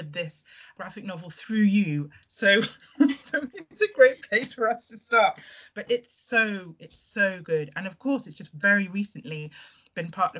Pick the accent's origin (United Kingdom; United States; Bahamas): United Kingdom; born or raised there; also born or lived in Trinidad